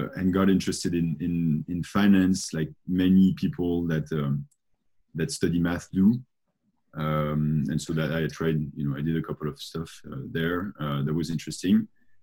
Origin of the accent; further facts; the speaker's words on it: France; I grew up in France